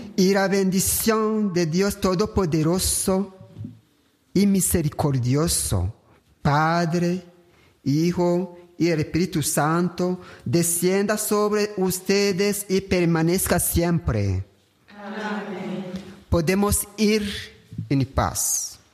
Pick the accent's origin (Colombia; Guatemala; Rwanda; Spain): Rwanda; Hago mi pastoral aquí en mi país, en Ruanda